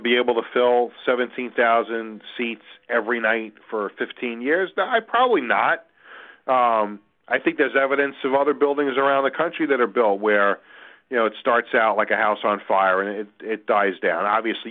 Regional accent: East Meadow, New York, United States; growing up in East Meadow and riding my bicycle to the Nassau Coliseum

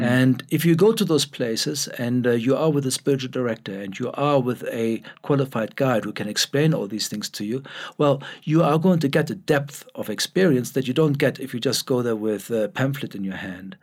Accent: Germany; now in Cape Town, South Africa; Born in Germany, but, uh, uh, very much a South African now, uh, even though my accent doesn't sound like it.

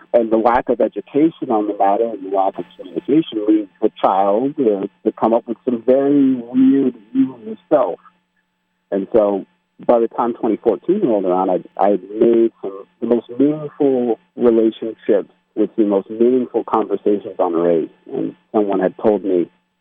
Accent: United States; I am American

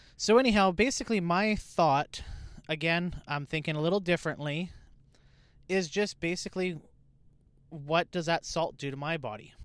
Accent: Canada; I'm Canadian.

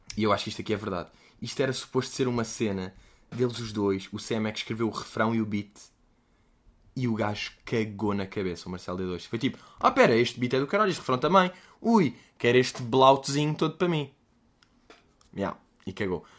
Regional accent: Portugal

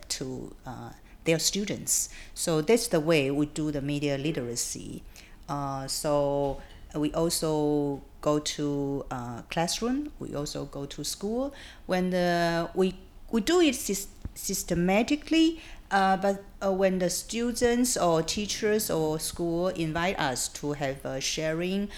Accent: Taiwan; also born or lived in United Kingdom; When I was in UK, I say I'm from Taiwan

